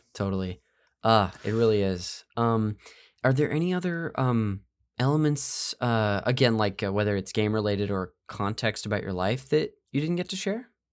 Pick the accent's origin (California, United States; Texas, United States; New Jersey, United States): California, United States; Central Valley; I'm from the Central Valley up north